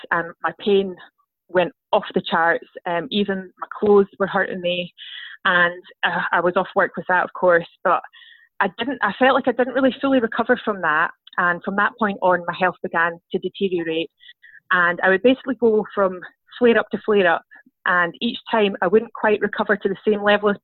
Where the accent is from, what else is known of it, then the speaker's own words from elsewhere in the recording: Scotland, United Kingdom; I'm from Scotland